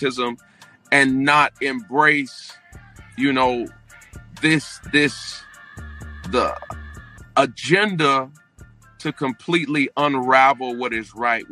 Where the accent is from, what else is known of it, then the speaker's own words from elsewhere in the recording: St. Petersburg, Florida, United States; I was raised in St. Petersburg, Florida.